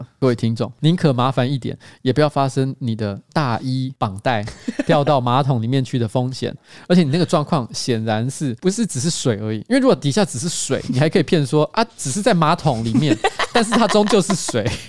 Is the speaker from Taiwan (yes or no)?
yes; Taipei, Taiwan; 虽然我是台北人没错